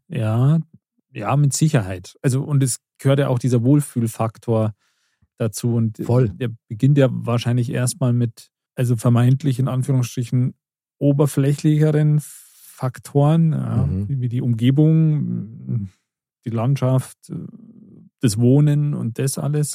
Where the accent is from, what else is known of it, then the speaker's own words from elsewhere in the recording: the other side of Munich, Bavaria, Germany; wo ich jetzt wohne, da bin ich auch nicht aufgewachsen oder so, da komme ich mhm. auch nicht her, sondern von, von, von der anderen Seite von München